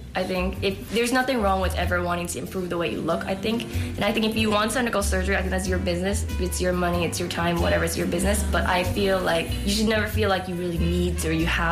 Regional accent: Oakland, California, United States; I'm from Oakland, California

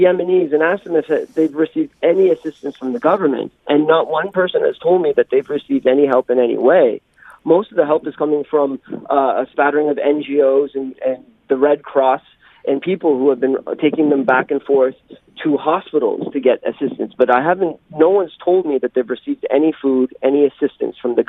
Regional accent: Canada; now in Jeju, South Korea; I'm a Waygukan. I'm from Canada

